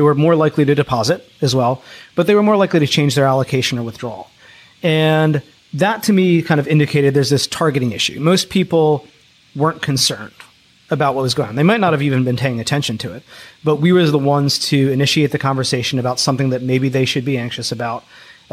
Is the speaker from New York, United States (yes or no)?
no; Philadelphia, Pennsylvania, United States; I grew up in Philadelphia